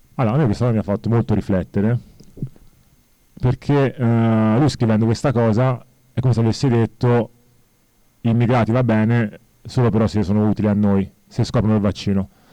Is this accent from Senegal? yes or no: yes; Senegal; now in Italy; io infatti sono senegalese, però beh, vivo in Italia da ormai 30 anni